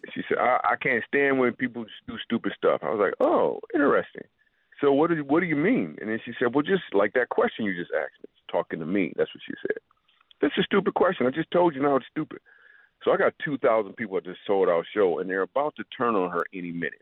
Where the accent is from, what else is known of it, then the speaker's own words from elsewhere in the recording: Grand Rapids, Michigan, United States; I grew up in Grand Rapids, Michigan